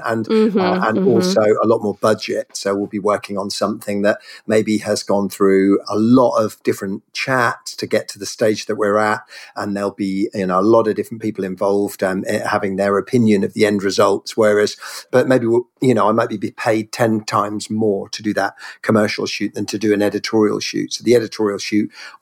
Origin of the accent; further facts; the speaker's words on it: Norfolk, East of England, United Kingdom; also born or lived in Cornwall; now in London, United Kingdom; I was born in the west and then grew up way over in the east in Norfolk, UK